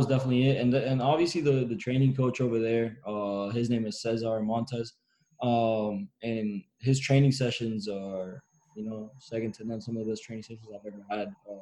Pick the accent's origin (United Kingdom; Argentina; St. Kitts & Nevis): Argentina; moved away; also born or lived in Miami, United States; my hometown club, River